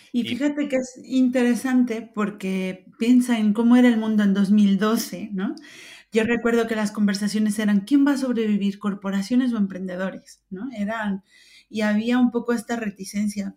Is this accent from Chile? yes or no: no; Mexico; moved away as an adult; now in Spain; yo nací en México hace algunos años, no demasiados, algunos, eh, pero llevo 22 años viviendo en España.